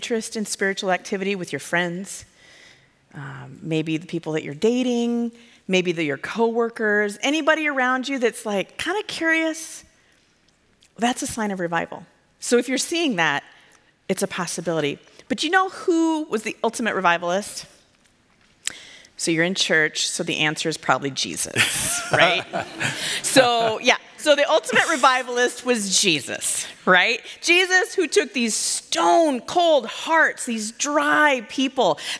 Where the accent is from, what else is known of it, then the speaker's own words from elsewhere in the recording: Iowa, United States; I'm from Iowa